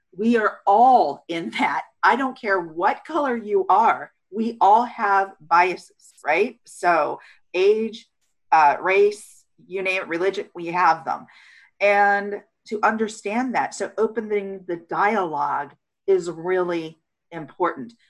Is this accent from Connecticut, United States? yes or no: no; California, United States; communities like the one that I was raised in in California, small beach town